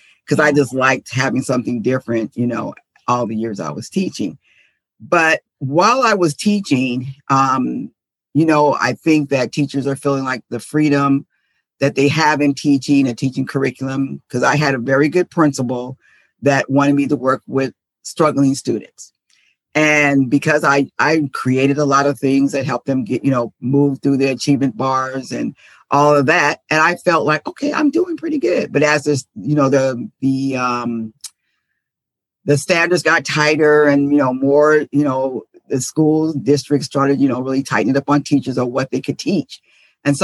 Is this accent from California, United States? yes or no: yes; San Diego, California, United States; moved away as an adult; now in Dallas, United States; I'm originally from San Diego. That's where I taught. And then I moved to Texas because I like adventure. So that's where I am now, in Dallas, Texas.